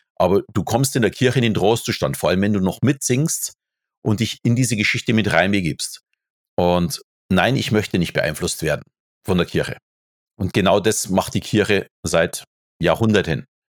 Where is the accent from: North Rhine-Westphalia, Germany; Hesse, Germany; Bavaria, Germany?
Bavaria, Germany; ich bin natürlich katholisch erzogen, äh, so also als Bayer ist das ganz normal.